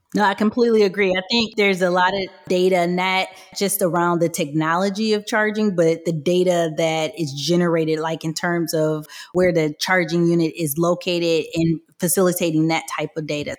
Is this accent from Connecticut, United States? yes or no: no; Michigan, United States; I am from Michigan, I was always around the automotive industry